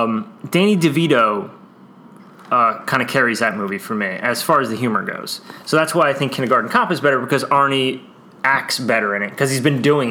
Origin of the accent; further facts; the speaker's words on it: New Jersey, United States; we're from New Jersey.